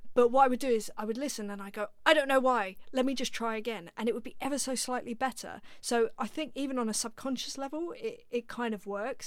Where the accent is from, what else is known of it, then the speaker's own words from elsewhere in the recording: London, United Kingdom; I grew up in North London, so I was around musicians